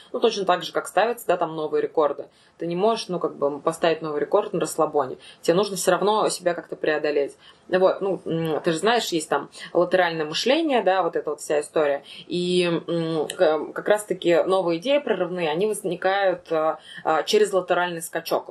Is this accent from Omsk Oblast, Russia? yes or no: no; Ufa, Bashkortostan, Russia; also born or lived in Moscow; я думала, что это будет всего лишь отпуск, и что я 3-4 месяца побуду дома